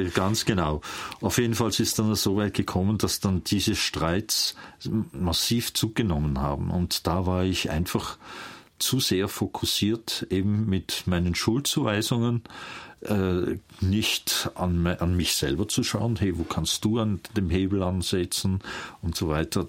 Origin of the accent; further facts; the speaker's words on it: near St. Gallen, Switzerland; also born or lived in Vienna, Austria / Emmental, Bern, Switzerland; Und so landeten wir in der Nähe von St. Gallen. Und dort bin ich eigentlich aufgewachsen